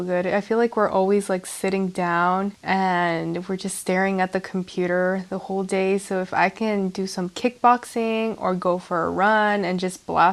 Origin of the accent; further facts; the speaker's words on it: El Paso, Texas, United States; I was born and raised in Texas